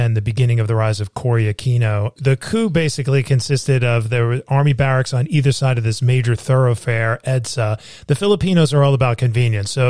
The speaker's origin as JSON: {"language": "English", "region": "New York", "country": "United States", "said": "I'm a New Yorker"}